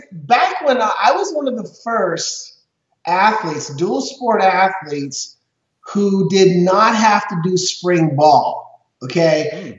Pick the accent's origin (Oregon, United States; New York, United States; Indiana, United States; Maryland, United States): Oregon, United States; Portland; now in Arizona, United States; I'm obviously from Portland, Oregon.